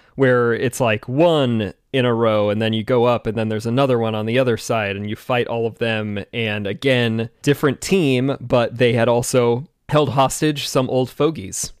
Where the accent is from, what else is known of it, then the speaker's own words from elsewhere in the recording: Washington, United States; I'm from Washington